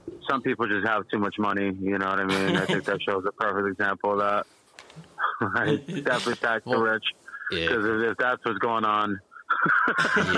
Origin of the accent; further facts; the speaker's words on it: Florida, United States; I'm from Florida